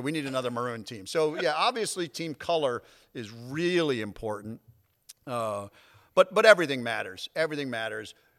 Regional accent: North Haven, Connecticut, United States; moved away as an adult; I grew up in North Haven, right outside of New Haven, Connecticut

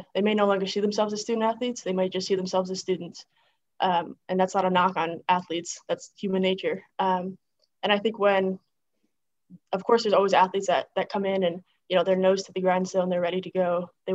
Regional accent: Greenwich, New York, United States; moved away; I loved growing up in a small town.

